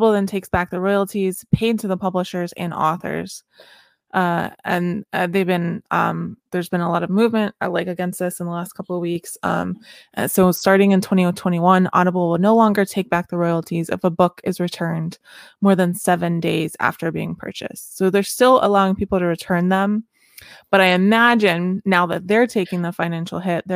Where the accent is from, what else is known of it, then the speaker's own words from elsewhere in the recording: Florida, United States; I'm a Floridian